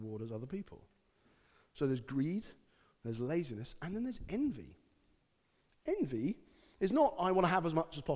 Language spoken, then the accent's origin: English; United Kingdom; being British